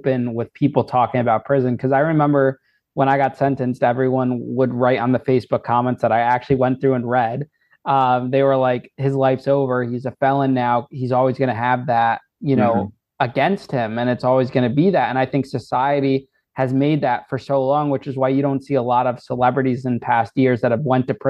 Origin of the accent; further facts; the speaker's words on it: Danbury, Connecticut, United States; I was in Danbury, my hometown